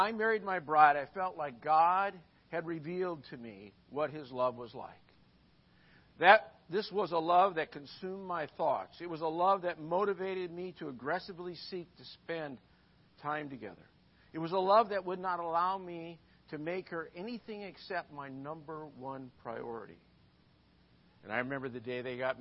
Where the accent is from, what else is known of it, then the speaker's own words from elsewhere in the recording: Midwest, United States; moved away; I'm from the Midwest